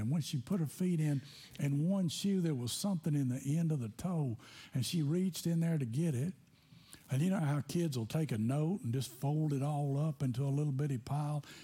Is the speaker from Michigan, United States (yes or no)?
no; Tennessee, United States; I grew up in Tennessee